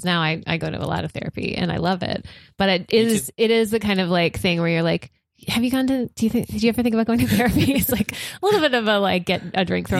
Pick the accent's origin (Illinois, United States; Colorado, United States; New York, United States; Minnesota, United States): New York, United States; Rochester; moved away; I'm from Rochester.